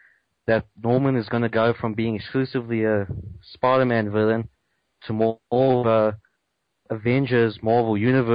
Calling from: Johannesburg, Gauteng, South Africa; I'm calling from Johannesburg, South Africa.

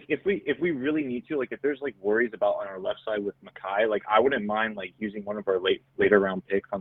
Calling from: New Jersey, United States; I'm calling from Jersey.

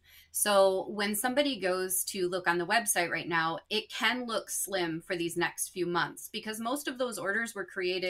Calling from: Michigan, United States; I'm in Michigan. So Meyer Hatchery is in Polk, Ohio, but I work remotely from home and I live in Michigan.

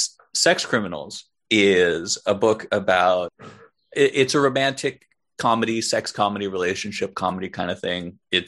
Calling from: New York City, New York, United States; I'm one of your hosts. I am calling from Brooklyn, New York. I'm yet another white guy with a podcast in Brooklyn, New York.

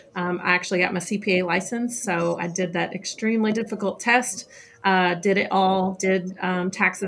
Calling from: Kentucky, United States; I am just south of Louisville, Kentucky.

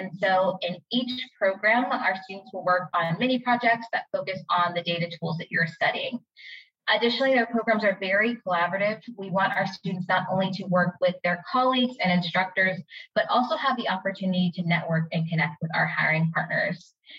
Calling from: Phoenix, Arizona, United States; I'm joining you from Phoenix, Arizona.

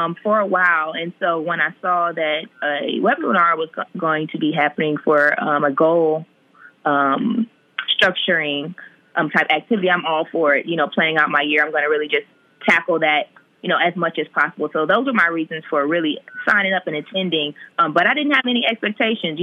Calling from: Atlanta, Georgia, United States; I'm calling from Atlanta

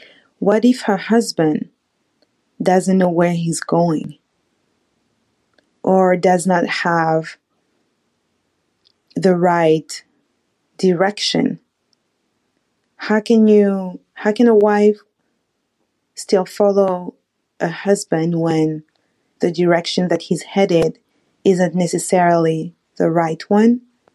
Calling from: Oregon, United States

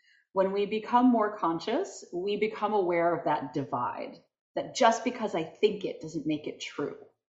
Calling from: Providence, Rhode Island, United States; I am just outside of Providence, Rhode Island.

